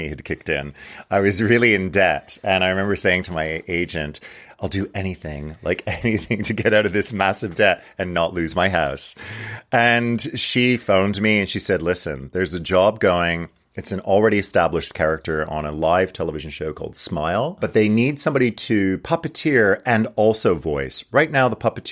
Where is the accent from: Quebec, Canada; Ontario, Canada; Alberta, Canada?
Quebec, Canada; Montreal; moved away; from Montreal, which is my hometown